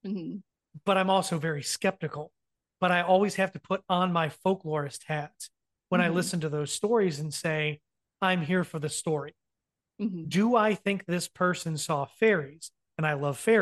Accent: Ohio, United States; also born or lived in Raleigh, North Carolina; now in North Carolina, United States; I was born in Ohio. I live in North Carolina.

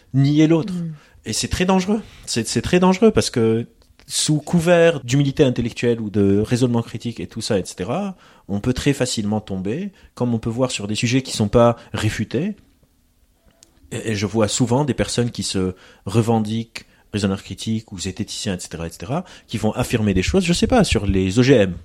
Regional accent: Lebanon; moved away; J'ai grandi au Liban, en, guerre

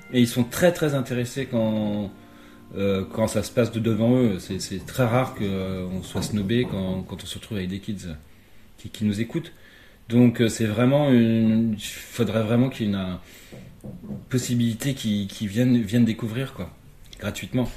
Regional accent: Fougères, Brittany, France; moved away; also born or lived in Paris; faire de la musique classique euh, dans mon patelin en, en, Bretagne, à Fougères

